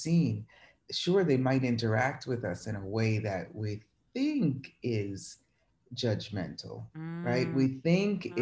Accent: Boston, Massachusetts, United States; moved away as an adult; also born or lived in New York, United States; now in Rome, Italy; born and raised in Boston

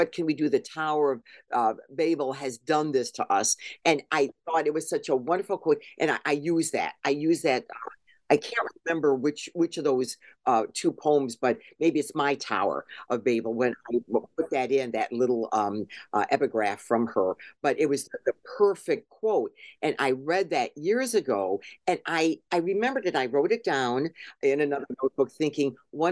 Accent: Cleveland, Ohio, United States; I am an American. You know, I was born here. I was born in Cleveland.

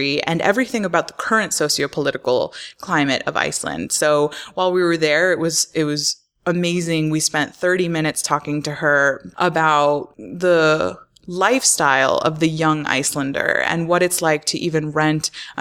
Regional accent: Florida, United States; I grew up in Florida

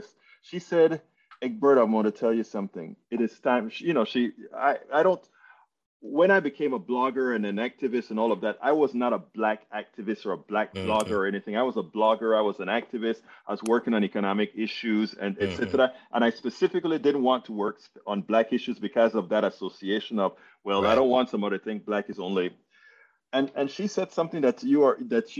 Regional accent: Panama; I'm from Panama, Central America

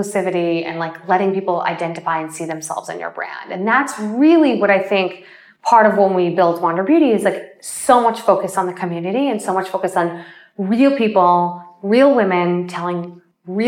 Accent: Springfield, Illinois, United States; I was born in Springfield, Illinois

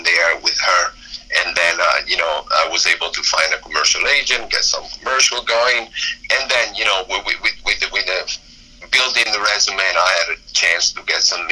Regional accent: Miami, Florida, United States; now in Los Angeles, United States; I'm from Miami

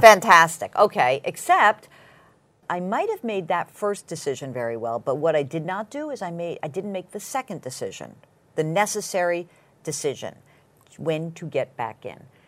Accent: Westchester, New York, United States; I grew up in Westchester

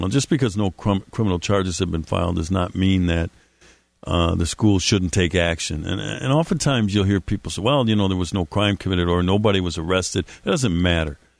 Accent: Milwaukee, Wisconsin, United States; my hometown, Milwaukee, Wisconsin

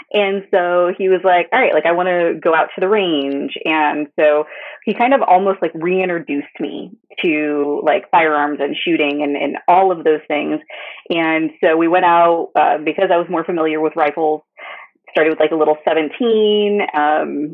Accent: Wyoming, United States; now in North Carolina, United States; I grew up in Wyoming

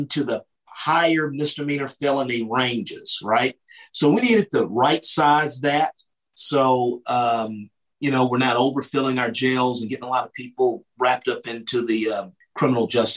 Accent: Texas, United States; I came back to my home state of Texas

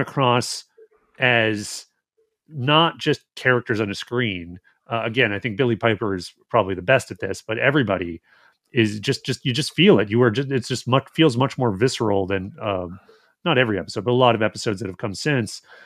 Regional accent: Alberta, Canada; From where I grew up, it'd be like, oh, it's not Edmonton, it's Red Deer.

